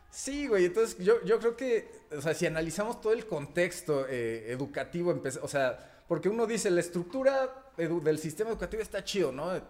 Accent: Mexico; first language Spanish; also born or lived in Brazil

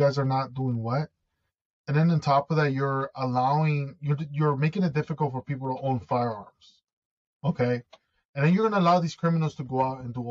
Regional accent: United States; also born or lived in Ecuador; I'm from the States. Like, this is where I'm born. This is where my citizenship is. This is where I live

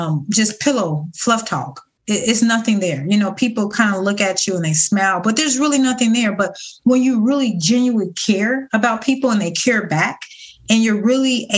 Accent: Ohio, United States; now in Florida, United States; I'm originally from Ohio

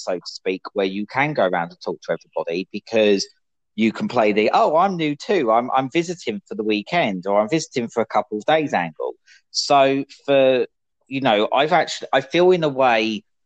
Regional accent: United Kingdom; moved away as an adult; being British

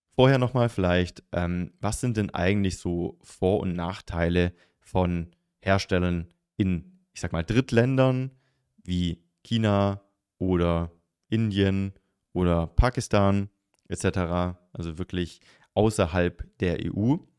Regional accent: the South, Southern Germany, Germany; Ich komme aus dem Süden

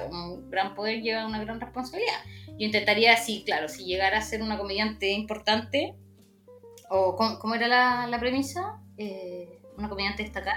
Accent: Chile

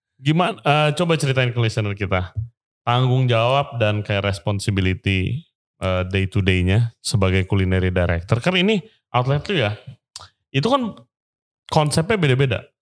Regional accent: Jakarta, Indonesia; gue orang Jakarta

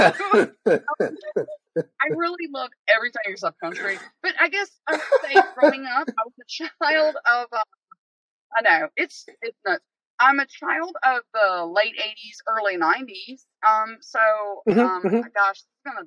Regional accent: Boston, Massachusetts, United States; also born or lived in Roanoke, Virginia; I was raised in Boston.

